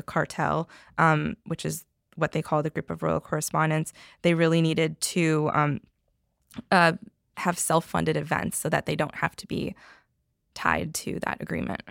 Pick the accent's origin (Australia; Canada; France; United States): Canada; moved away; I am from Canada originally and I have a lot of family there